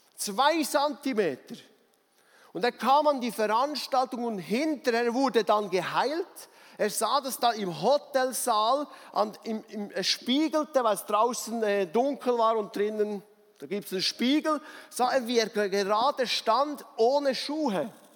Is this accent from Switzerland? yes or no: yes; Bernese Oberland, Switzerland; ich als Berner Oberländer